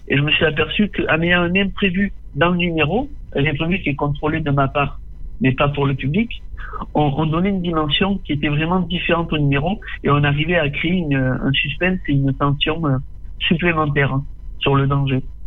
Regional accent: Tarascon, Provence-Alpes-Côte d'Azur, France; born or raised there

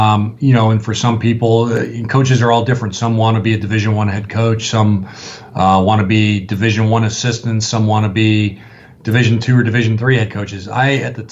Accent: Los Angeles, California, United States; moved away as an adult; also born or lived in upstate New York; I'm a West Coast guy. I'm from Los Angeles

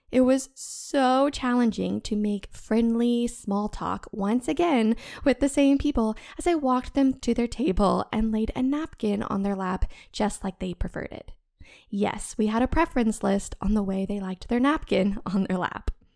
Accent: the American South, United States; I was born in the American South, where everyone loves American football, sweet tea, and church on Sundays

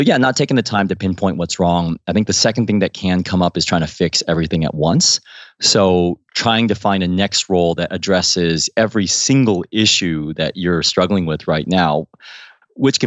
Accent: Midwest, United States; moved away as an adult; also born or lived in Ohio / Missouri / Washington, D.C.; now in London, United Kingdom; when I was growing up in Ohio and Missouri

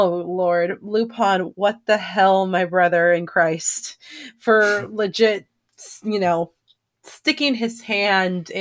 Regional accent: California, United States; I'm from California

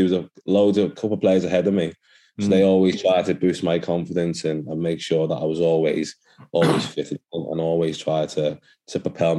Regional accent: Nigeria; And I was lucky because for my background, being Nigerian, there was a lot of Nigerian influence at Everton at the time.

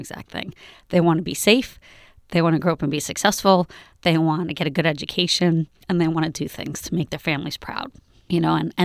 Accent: New York, United States; now in Berkeley, United States; I grew up in New York, and New York is extremely Zionist

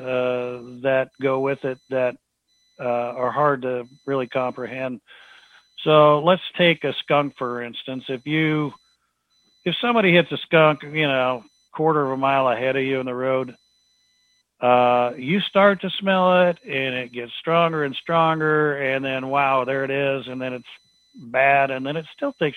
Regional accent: Pacific Northwest, United States; growing up in the Pacific Northwest

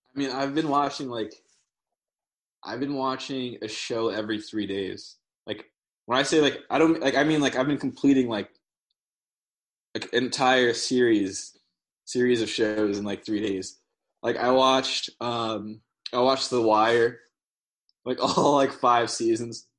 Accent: New Jersey, United States; moved away as an adult; now in Ithaca, United States; I'm from Jersey, and like in Jersey, like I mean, like I used to like always like run around like outside when I was a kid

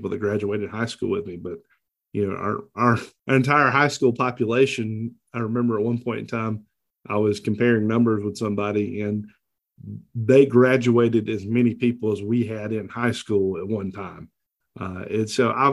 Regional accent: Ryan, Georgia, United States; I was born and raised in Ryan, Georgia.

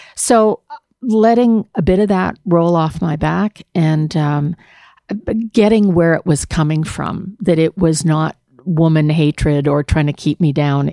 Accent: Canada; It's my commitment as a non-Ontarian, as a Canadian

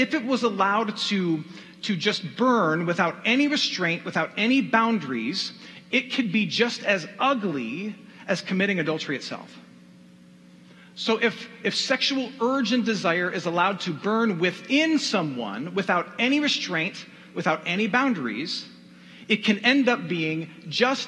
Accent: Michigan, United States; my home state of Michigan

